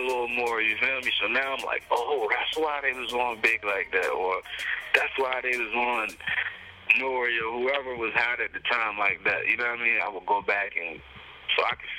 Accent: Cambridge, Maryland, United States; I'm from Cambridge, Maryland, a small town in Maryland.

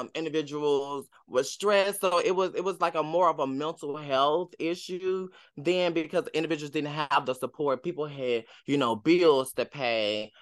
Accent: Tennessee, United States; I'm from the south, I'm from Tennessee

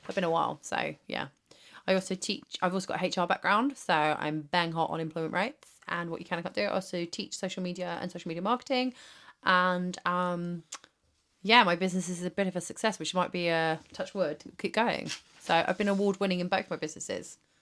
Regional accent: West Country, South West England, United Kingdom; I was from the West Country

